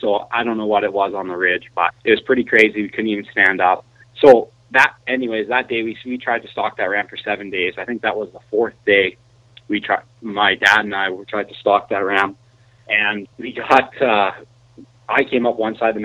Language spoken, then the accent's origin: English; Calgary, Alberta, Canada; I grew up just outside of Calgary, Alberta